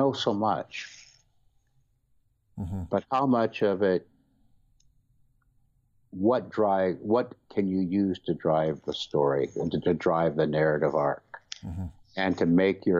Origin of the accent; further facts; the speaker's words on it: Missouri and Nebraska, Midwest, United States; moved away as an adult; also born or lived in Boston, Massachusetts; now in Boston area, United States; growing up in Missouri and Nebraska